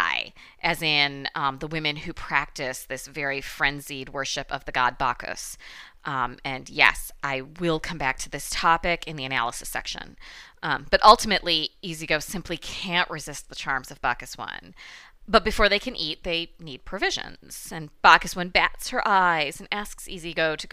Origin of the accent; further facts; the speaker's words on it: Michigan, United States; accent: Midwestern Michigan; my Midwestern Michigan accent